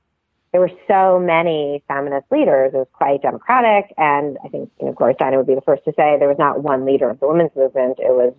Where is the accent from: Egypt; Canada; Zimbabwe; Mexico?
Canada; now in United States; I grew up steeped in American politics, even though I grew up in Canada, because my dad's a political scientist and he taught American government at McGill.